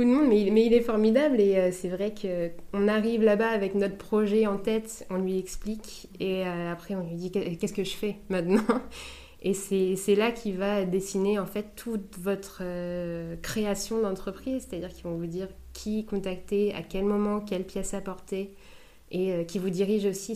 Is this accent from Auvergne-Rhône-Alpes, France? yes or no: no; La Hague, Normandy, France; also born or lived in Cherbourg; je suis originaire de Cherbourg, enfin de La Hague